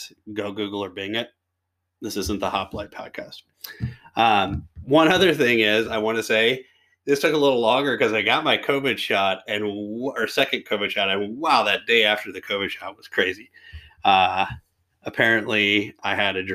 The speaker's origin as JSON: {"language": "English", "area": "near Fort Knox", "region": "Kentucky", "country": "United States", "tie": "born or raised there", "said": "when I was growing up, I was born right near Fort Knox."}